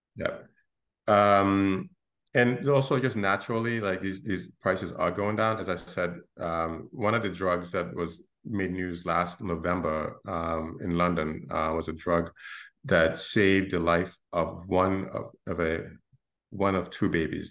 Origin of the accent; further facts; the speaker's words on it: Gambia; now in Brooklyn, United States; I'm from the Gambia in West Africa, um, a small country of 1.6 million people.